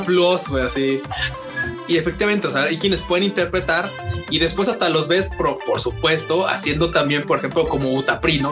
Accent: Mexico; los mexicanos somos ruidosos

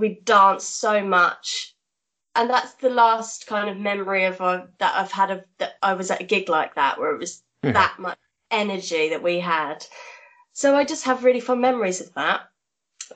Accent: Norwich, East of England, United Kingdom; moved away; also born or lived in Wolverhampton; I was from Norwich at the time, so we went to the UEA

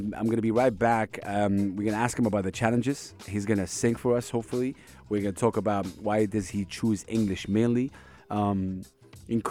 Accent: Saudi Arabia; English is a second language; I come from Saudi Arabia

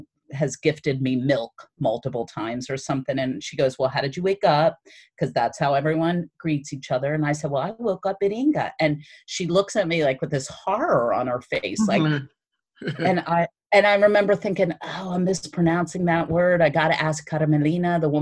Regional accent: Newark, United States; growing up in Newark, you know, I hung out with basically all middle class, working class white people

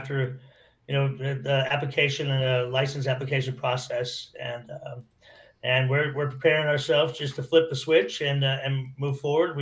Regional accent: San Francisco, California, United States; also born or lived in Humboldt County, California; now in Taylor, United States; I'm from San Francisco originally.

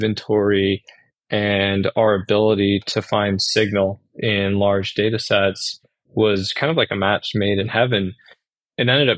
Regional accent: Worcester, Massachusetts, United States; moved away as an adult; also born or lived in Syracuse, New York; I grew up in Worcester, Massachusetts

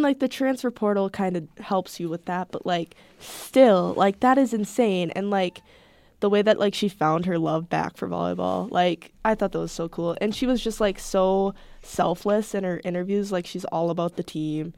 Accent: Wisconsin, United States; I'm like from Wisconsin

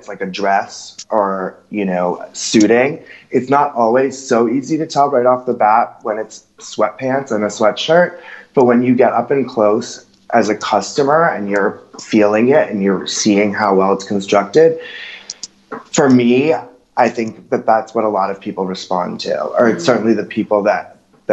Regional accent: New York City, New York, United States; I have the luxury of growing up in New York. So I would go and stay with my parents

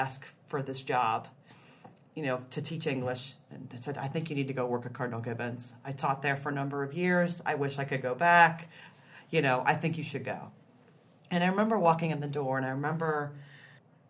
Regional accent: New Jersey, United States; moved away as an adult; also born or lived in Atlanta; I was raised Catholic in New Jersey

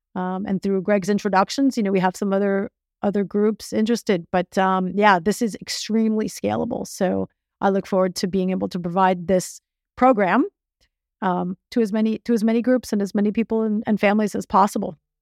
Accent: Miami, Florida, United States; I was born in Miami. I grew up in Miami

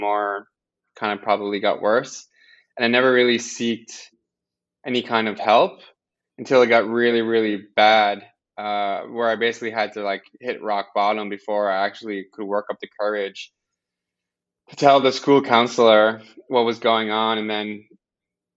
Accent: Amiro's Hill, southwest Nova Scotia, Canada; moved away as an adult; now in Halifax, Canada; I grew up in a very small village called Amiro's Hill. It's a small Acadian village, about 20 minutes from Yarmouth in southwest Nova Scotia

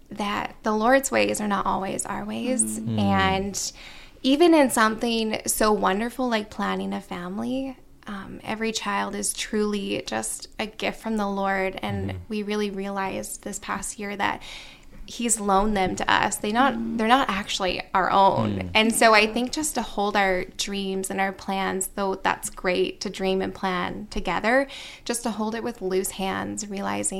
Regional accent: Nova Scotia, Canada; moved away; I grew up in Nova Scotia

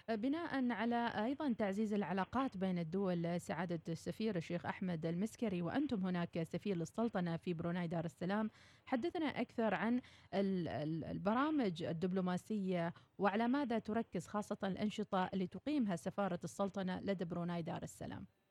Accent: Oman; كعمانيين هنا في داخل الوطن

